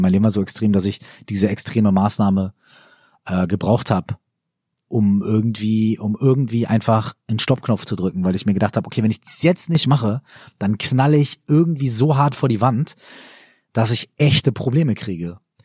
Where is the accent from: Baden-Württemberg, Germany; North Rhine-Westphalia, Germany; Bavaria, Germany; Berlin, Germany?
North Rhine-Westphalia, Germany; Minden; moved away; also born or lived in Cologne; ich komme ja aus Ostwestfalen, also aus Minden, und bei uns hat das Bier dann immer so mindestens 0,3, ja. Und als ich nach Köln gezogen bin